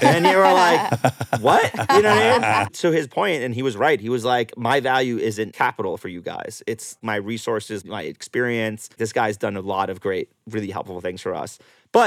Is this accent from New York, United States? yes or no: yes; New York, United States; now in Los Angeles, United States; I'm from New York originally, and I finally have a place back there